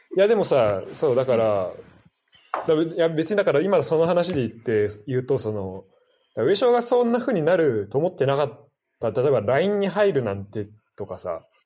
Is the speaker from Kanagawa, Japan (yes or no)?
no; Saitama, Japan; 特に浦和で育ってさ、